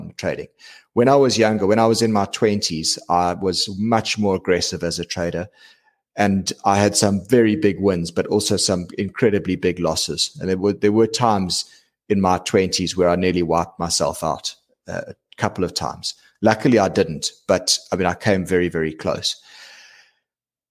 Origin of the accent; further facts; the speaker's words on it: South Africa; being South African, right? We're a big diamond mining nation